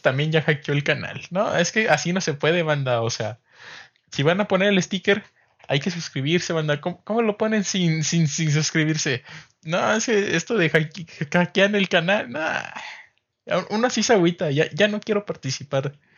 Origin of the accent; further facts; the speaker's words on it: San Luis Potosí, Mexico; somos potosinos